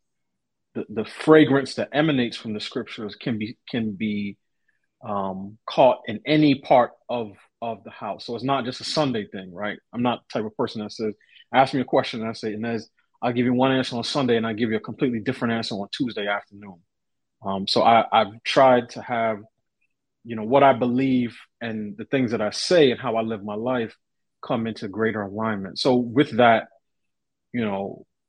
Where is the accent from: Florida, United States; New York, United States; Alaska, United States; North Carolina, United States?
New York, United States; New York City; I grew up in New York City, parent to parents who immigrated